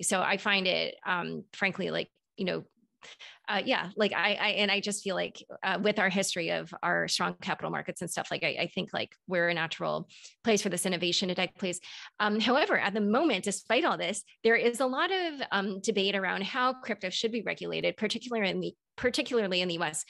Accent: United States; I'm just like speaking as an American

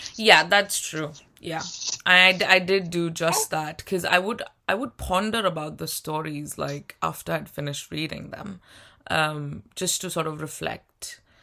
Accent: India; moved away as an adult; now in United Kingdom; I'm from India

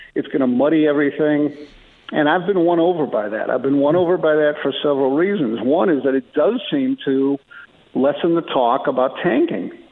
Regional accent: Chicago, Illinois, United States; I was a young Bulls fan growing up in Chicago

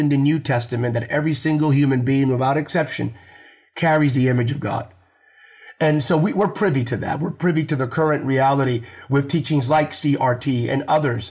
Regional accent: Bethlehem, Pennsylvania, United States; I was raised in Bethlehem, Pennsylvania.

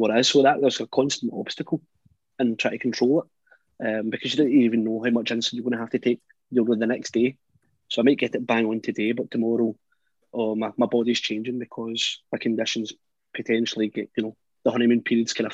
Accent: Scotland, United Kingdom; I was from Scotland

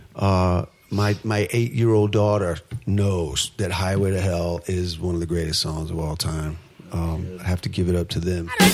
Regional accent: United States; being an American

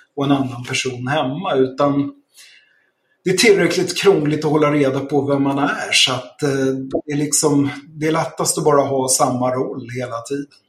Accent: Stockholm, Stockholm County, Sweden; moved away as an adult; also born or lived in Krylbo; Jag är född i Enskede söder om Stockholm. Och eh, ja, bodde där fram till jag var klar med studierna

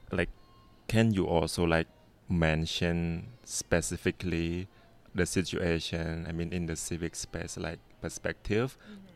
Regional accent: Cambodia; English is a second language; you know I'm from Cambodia and then you may have heard some practice in Cambodia as well

